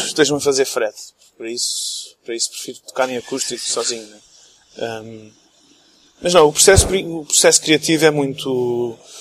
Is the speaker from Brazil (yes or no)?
no; England, United Kingdom; also born or lived in Portugal / Texas, United States; now in Luxembourg; cresci na Inglaterra, vivi lá há 15 anos